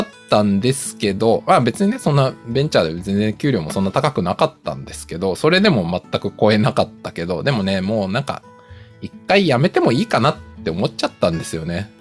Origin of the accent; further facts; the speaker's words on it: Tokyo, Japan; 僕、東京出身の人間で東京の実家に住んでたんで